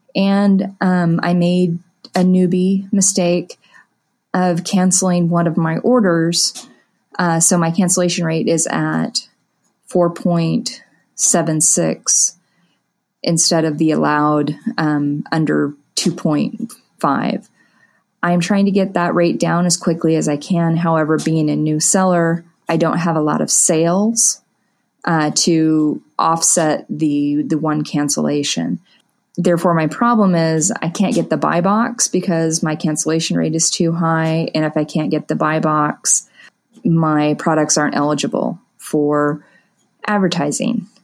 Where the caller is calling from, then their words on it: Wichita, Kansas, United States; I'm calling from the Wichita, Kansas area